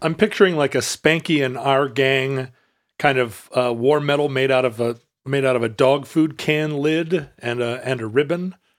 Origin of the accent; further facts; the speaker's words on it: Alaska, United States; Growing up in Alaska in the seventies